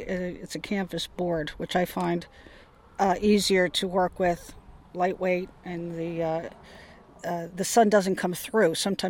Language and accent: English; Mendocino, California, United States; … from Mendocino.